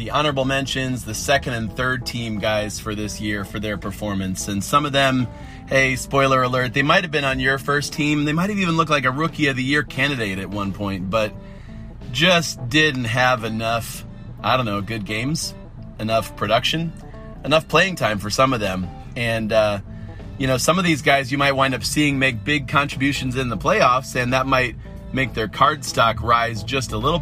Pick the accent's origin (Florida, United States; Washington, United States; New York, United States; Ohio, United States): Ohio, United States; Cleveland; born or raised there